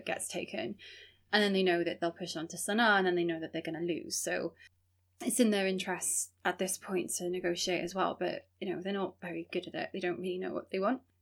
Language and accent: English; Wales, United Kingdom; this community who's been in Wales for such a long time